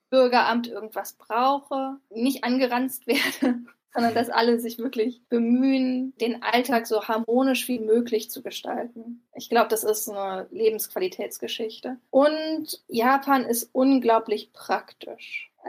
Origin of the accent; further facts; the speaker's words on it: Berlin, Germany; Also ich komme auch aus Berlin, deswegen ist der Unterschied ähm, in der Sauberkeit ähm, der Stadt schon ähm, dramatisch.